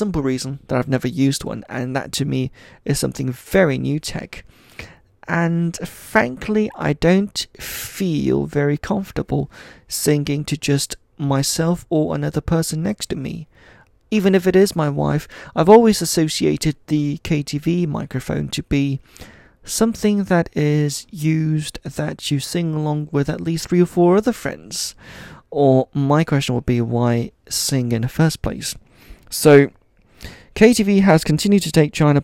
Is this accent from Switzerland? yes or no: yes; Switzerland; moved away; I grew up in Switzerland, where of course in a Chinese family we would have friends doing karaoke